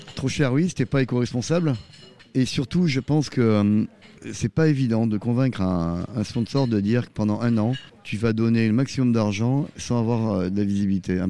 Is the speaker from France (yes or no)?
yes; Arcachon, Nouvelle-Aquitaine, France; also born or lived in Bordeaux; now in Vendée, France; je suis pas vendéen, je suis du sud-ouest, je suis d'Arcachon. On dit je suis arcachomois.